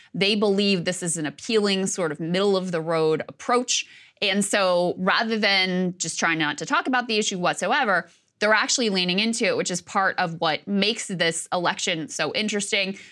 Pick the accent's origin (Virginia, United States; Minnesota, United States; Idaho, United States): Virginia, United States; my home state, of Virginia